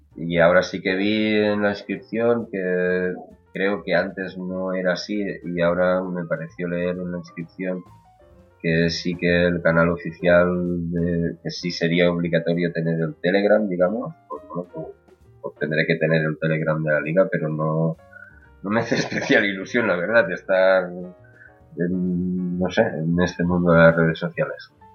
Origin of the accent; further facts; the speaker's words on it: Catalonia, Spain; soy de Cataluña